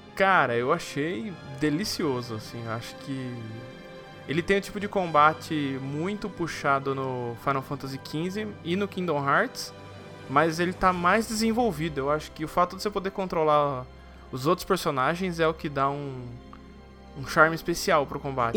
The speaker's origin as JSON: {"language": "Portuguese", "country": "Brazil", "said": "eu sou brasileiro"}